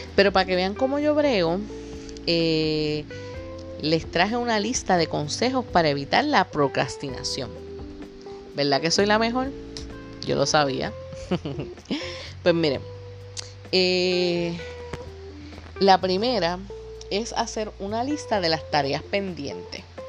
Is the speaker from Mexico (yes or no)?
no; Puerto Rico; Puerto Rico, que es de donde yo soy